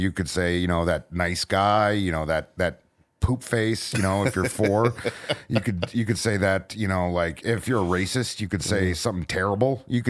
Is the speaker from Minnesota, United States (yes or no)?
yes; Minnesota, United States; I'm from Minnesota.